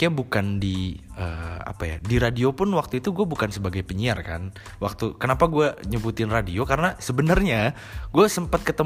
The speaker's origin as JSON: {"language": "Indonesian", "town": "Cirebon", "region": "West Java", "country": "Indonesia", "also_born_or_lived": "Bandung", "said": "Gue aslinya emang dari Cirebon. Cuma waktu hmm. dulu gue sempat kuliah di Bandung 4 tahun"}